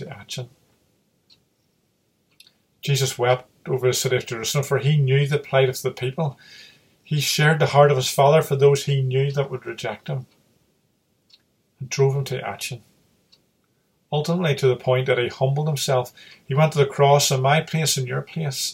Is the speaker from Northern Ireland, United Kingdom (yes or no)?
yes; Derry, Northern Ireland, United Kingdom; moved away; I'm originally from Londonderry, and I still would sometimes read the local news articles from there. And my mother still lives there